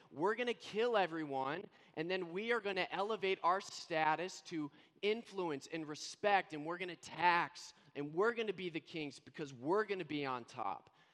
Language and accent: English; Indiana, United States; also born or lived in Scranton, Pennsylvania / Florida; now in Vancouver, Canada; I was born and raised in Indiana, then moved to Pennsylvania, Scranton, Pennsylvania, home of the office. Yes, that's my hometown.